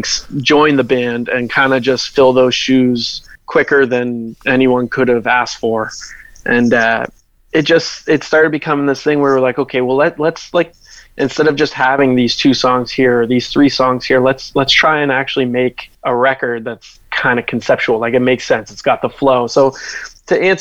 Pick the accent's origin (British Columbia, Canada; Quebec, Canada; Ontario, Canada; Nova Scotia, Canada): Nova Scotia, Canada; Halifax; growing up in Halifax, there was a very big hardcore and metalcore scene when I was a kid